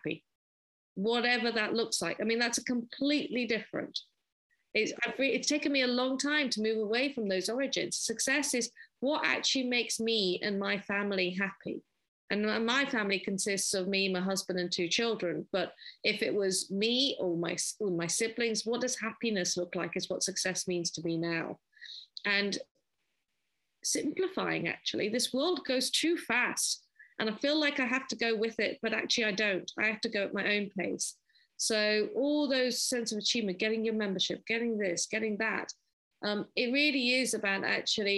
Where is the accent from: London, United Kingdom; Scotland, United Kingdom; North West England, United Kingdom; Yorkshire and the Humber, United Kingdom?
London, United Kingdom; I grew up in London in Finchley